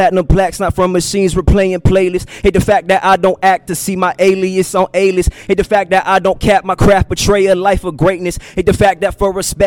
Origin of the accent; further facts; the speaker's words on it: St. Petersburg, Florida, United States; I'm from St. Petersburg, Florida, right across the bridge.